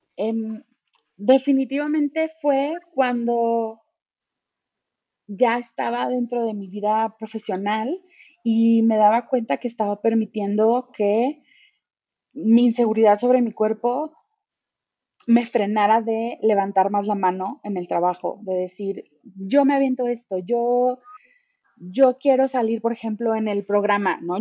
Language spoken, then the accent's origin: Spanish; Mexico; soy mexicana